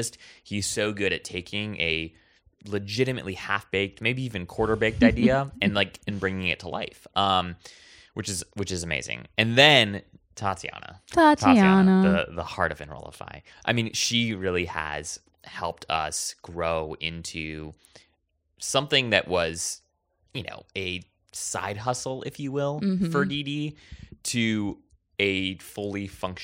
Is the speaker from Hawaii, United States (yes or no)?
yes; Hawaii, United States; It's because, so I grew up in Hawaii. And in the way that I speak today is very different than the way that I spoke then, right? Like, my parents were born and raised there as well.